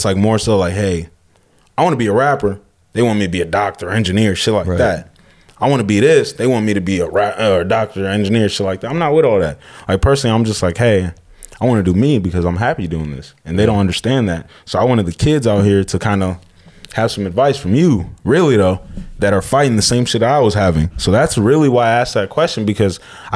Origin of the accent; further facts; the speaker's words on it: Escondido, California, United States; growing up in Escondido and shit, in San Diego in general